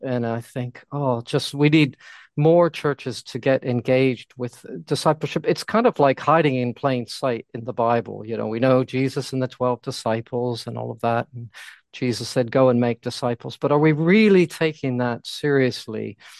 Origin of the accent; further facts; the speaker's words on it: United States; moved away as an adult; now in London, United Kingdom; I am American, although my wife is uh, English and we moved here in 1988